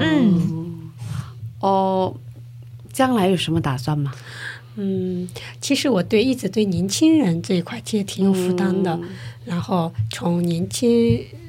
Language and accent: Chinese; southern China, China; moved away as an adult; now in South Korea; 我是南方人